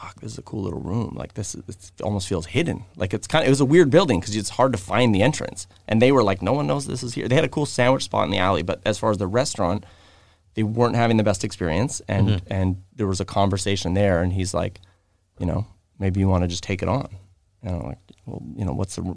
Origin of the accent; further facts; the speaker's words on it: Vancouver, British Columbia, Canada; And I grew up in Kits, and I had a lot of people on this side